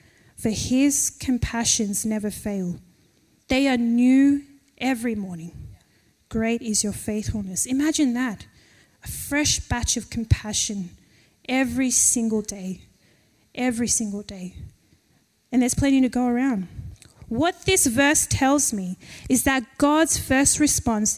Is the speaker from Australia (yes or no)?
yes; Penrith, New South Wales, Australia; we're from Penrith